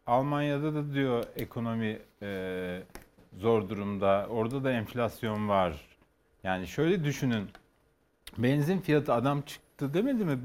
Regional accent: Kars, Kars Province, Turkey; moved away; ben bütün çocukluğum Kars'ta geçti

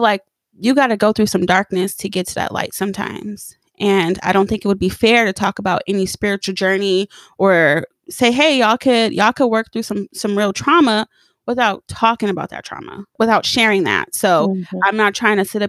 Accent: Pomona, California, United States; moved away; I grew up in Pomona, and a lot isn't really going down in Pomona besides like Pimpin Hoeing and the fair.

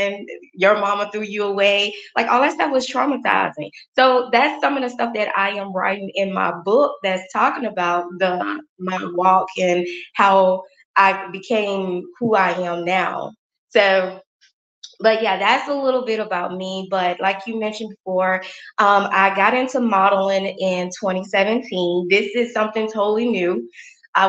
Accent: Crystal Springs, Mississippi, United States; I am from Mississippi, a small town called Crystal Springs, Mississippi. It's about 25 miles outside of Jackson. So it is a small town, very family oriented town

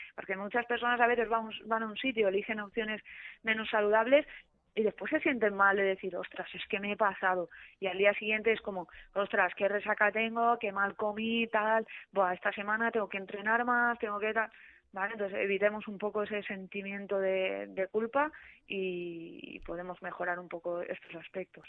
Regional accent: Alzira, Valencian Community, Spain; yo soy de pueblo, yo soy de Alcira

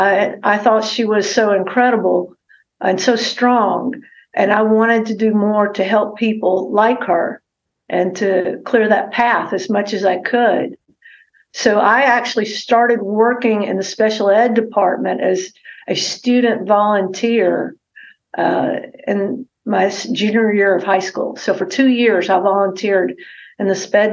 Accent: Goodlettsville, Tennessee, United States; now in Jackson, United States; I was born and raised in Middle Tennessee

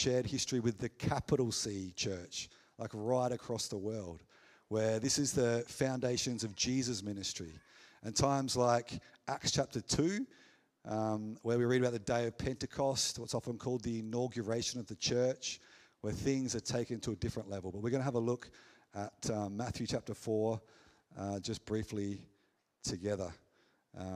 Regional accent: McLaren Vale, South Australia, Australia; I was born in the McLaren Vale Hospital. So there's connections here. I played footy here

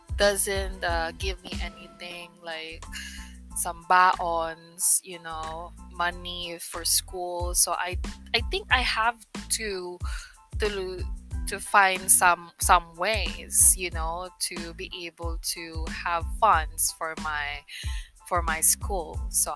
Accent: Philippines; English is a second language; I am a Filipina, or I can say a Filipino that lives in the Philippines for almost 26 years. Yeah, I never, you know, left the country

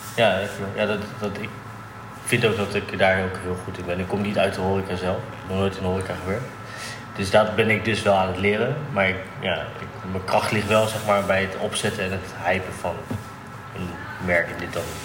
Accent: The Hague, South Holland, Netherlands; Geboren in Den Haag

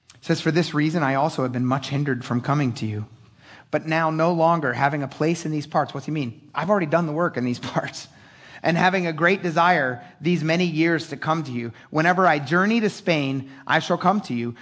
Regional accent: Philadelphia, Pennsylvania, United States; I'm an idiot from Philadelphia

